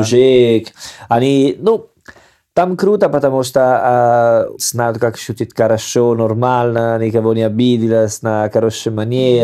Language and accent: Russian; Salerno, Campania, Italy; born or raised there; Russian is a second language